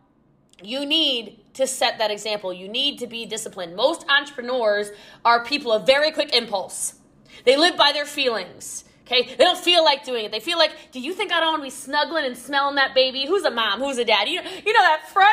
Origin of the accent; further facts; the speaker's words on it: Maryland, United States; now in Texas, United States; I'm from Maryland originally. I live in Texas now